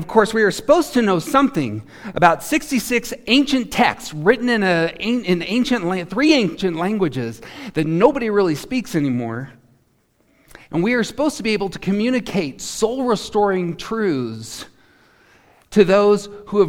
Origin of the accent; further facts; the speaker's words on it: Carbondale, Colorado, United States; now in Greeley, United States; But I'm from Carbondale. And I came to faith in Carbondale. And I became a man in Carbondale